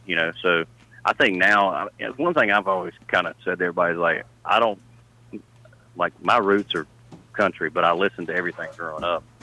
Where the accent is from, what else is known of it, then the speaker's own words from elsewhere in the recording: Charlotte, North Carolina, United States; also born or lived in Nashville; I'm actually from the Charlotte, North Carolina area.